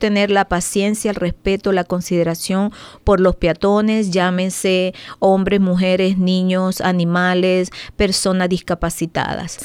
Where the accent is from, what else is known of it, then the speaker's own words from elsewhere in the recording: Venezuela; now in Maryland, United States; soy venezolana. Tengo aproximadamente 18 años aquí en el país